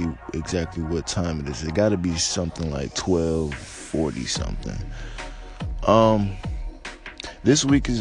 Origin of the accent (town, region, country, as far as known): United States